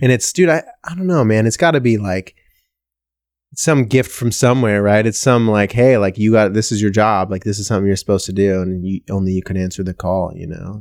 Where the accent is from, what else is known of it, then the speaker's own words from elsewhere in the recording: Washington, United States; I'm from Washington